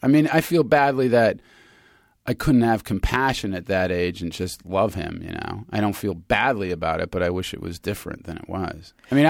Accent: Germany; also born or lived in Pasadena, United States; And I was born here in Pasadena. And then we got deported in 1969 when I was 6 back to Germany. We got sent home.

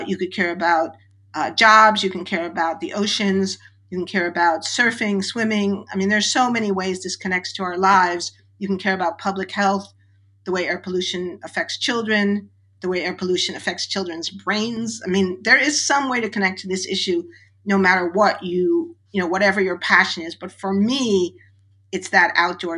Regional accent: New York City, New York, United States; I grew up in New York City, which was an incredibly noisy place.

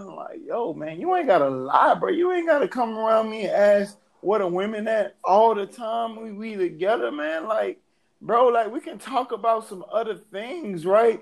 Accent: Atlanta, Georgia, United States; also born or lived in New Orleans; I'm from New Orleans, but raised in Atlanta

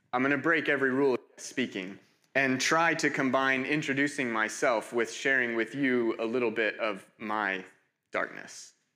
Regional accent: United States; moved away as an adult; also born or lived in Cambridge; I'm, I'm from America.

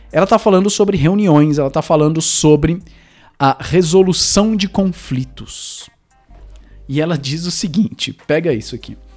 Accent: Zimbabwe; born there; also born or lived in United States; Eu nasci no Zimbábue e, e, e numa, numa, numa vila de, de pescadores

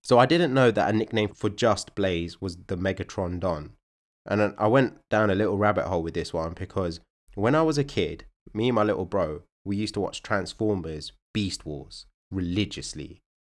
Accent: United Kingdom; we're one of the most culturally diverse countries in the world

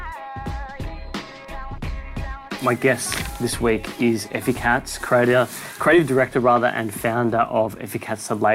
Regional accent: Melbourne, Victoria, Australia; I grew up in Bentley

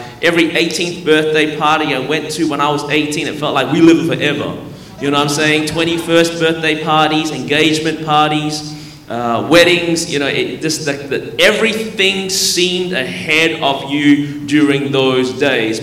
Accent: Melbourne, Victoria, Australia; born or raised there; now in Anderson, United States

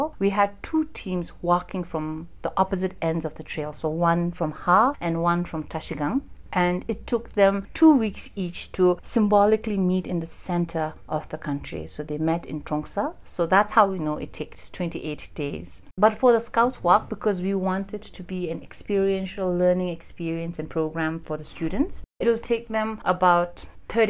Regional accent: Lhuntse, Bhutan; moved away; also born or lived in Thimphu; my family migrated from Lhunsi. That's where I'm from

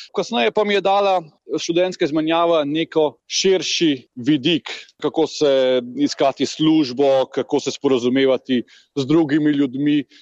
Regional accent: Slovenia; moved away as an adult; now in Poland; mi kot Slovenci pa smo bili seveda v Jugoslaviji

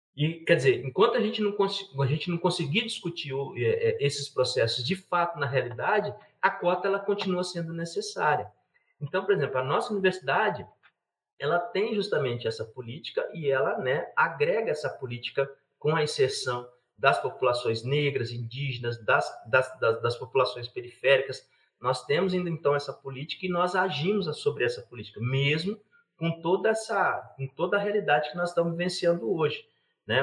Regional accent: Campinas, São Paulo, Brazil; now in Minas Gerais, Brazil; eu, eu não sou mineiro de naturalidade, né? Agora eu estou mineiro, né? Eu, eu nasci em Campinas

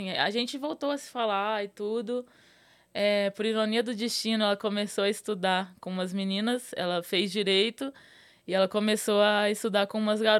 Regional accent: Minas Gerais, Brazil; moved away as an adult; also born or lived in Rio de Janeiro; Saí de Minas e fui pro Rio.

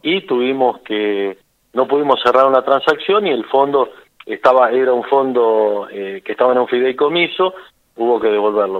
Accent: Martínez de Hoz, Buenos Aires, Argentina; moved away as an adult; yo soy de Martínez de Oz, que es un pueblito de mil habitantes

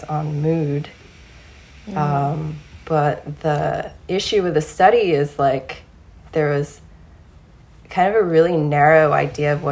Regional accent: Deep South, United States; now in California, United States; I grew up in the Deep South

